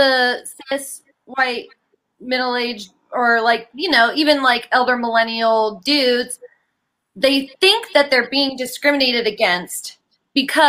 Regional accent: West Virginia, United States; moved away; I'm from West Virginia

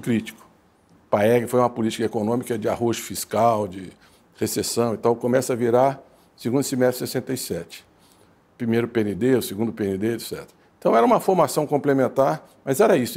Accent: Santos, São Paulo, Brazil; eu nasci em Santos.

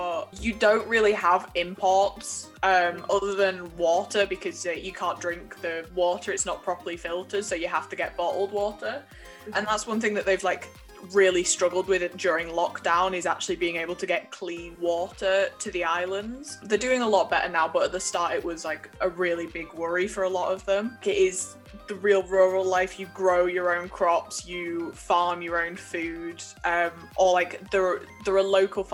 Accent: the north of England, United Kingdom; the northerner in me

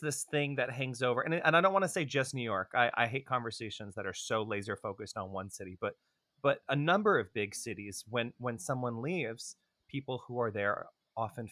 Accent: Toronto, Ontario, Canada; moved away; I grew up in Toronto in an ultra-Orthodox family

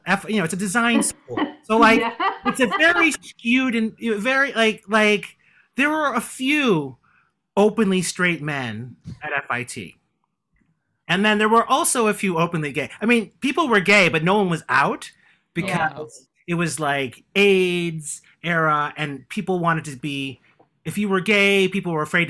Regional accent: Chicago, Illinois, United States; born there; now in New York, United States; I was born in Chicago. I grew up in a very small town.

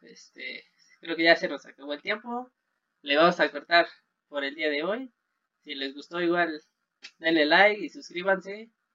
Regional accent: Mexico; uno como mexicano

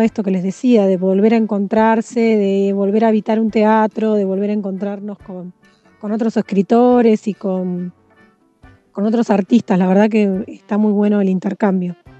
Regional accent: Mar del Plata, Buenos Aires Province, Argentina; also born or lived in Santa Clara del Mar; Yo nací en Mar del Plata, pero hace nací en Mar del Plata, pero hace 16 años que vivo en Santa Clara del Mar, que es un pueblo muy chiquito, costero, al lado de Mar del Plata.

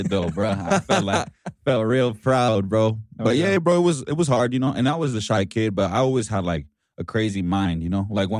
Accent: Denver, Colorado, United States; English is a second language; also born or lived in Ciudad Juarez, Chihuahua, Mexico; I moved over here when I was like 7, bro. So I'm originally from Denver

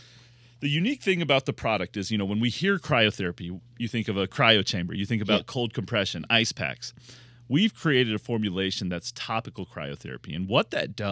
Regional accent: Louisville, Kentucky, United States; I grew up in Louisville, Kentucky, which is bourbon land

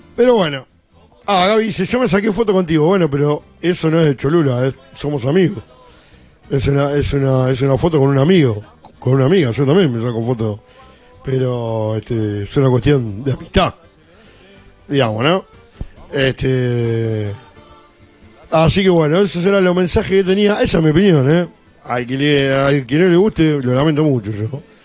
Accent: La Plata, Buenos Aires Province, Argentina; nací eh, acá en La Plata, al igual que mi, abuelo, mi papá, mis hijos. Jamás viví en otro lugar que no sea la ciudad de La Plata

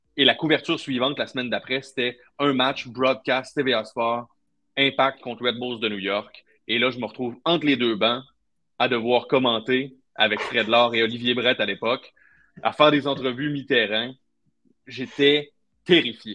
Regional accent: Trois-Rivières, Quebec, Canada; je viens de Trois-Rivières, enfin à Trois-Rivières, c'était hockey, hockey, hockey

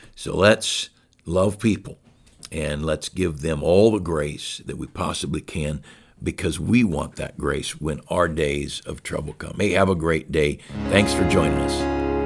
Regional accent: United States; As an American

